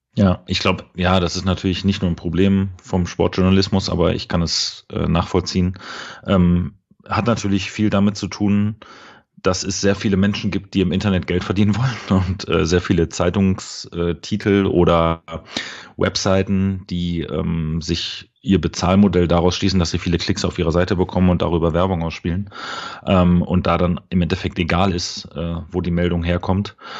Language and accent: German; Berlin, Germany; moved away as an adult; now in Dortmund, Germany; ich bin im äh, schönen Berlin-Spandau geboren. Ähm, bin äh, dort auch aufgewachsen